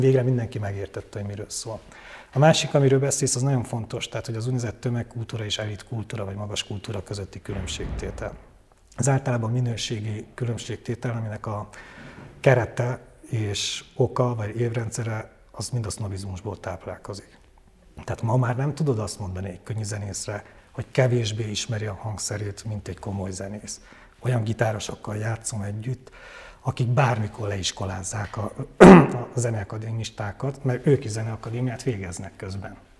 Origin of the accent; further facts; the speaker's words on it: Székely, Transylvania, Romania; moved away as an adult; also born or lived in Oradea, Romania; now in Budapest, Hungary; én nagyon székely vagyok és nagyon Erdély vagyok